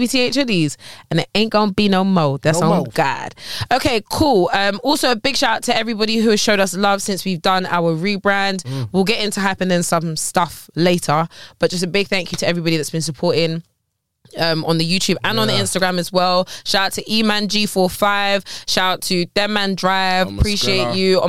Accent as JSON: {"language": "English", "region": "London", "country": "United Kingdom", "tie": "born or raised there", "said": "I went to a secondary school, innit? In West London"}